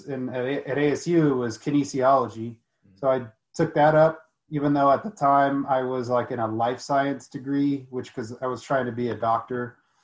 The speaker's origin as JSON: {"language": "English", "country": "United States", "tie": "born or raised there", "said": "I grew up in the United States, but I have a lot of culture in Mexico"}